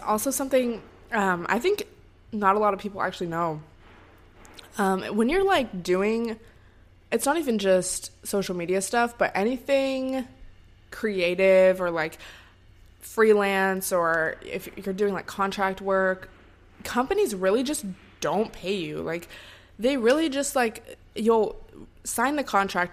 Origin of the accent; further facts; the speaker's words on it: Seattle, Washington, United States; moved away as an adult; now in Los Angeles, United States; my hometown and, like, to Seattle